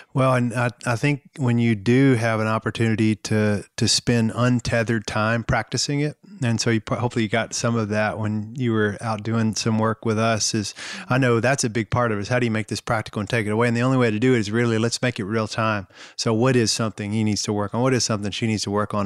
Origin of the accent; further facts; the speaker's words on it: the South, United States; growing up in the South